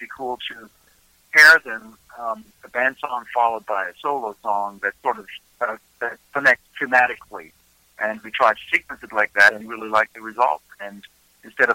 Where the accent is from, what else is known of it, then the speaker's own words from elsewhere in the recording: Germany; moved away as an adult; now in Nashville, United States; I was born in Germany, and I moved here when I was a little over 30 years old